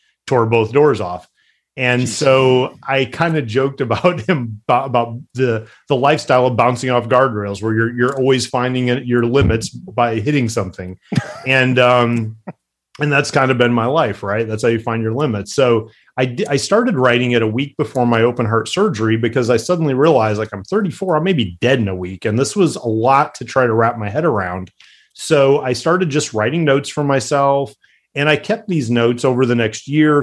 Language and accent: English; Midwest, United States; I grew up in the Midwest, just humble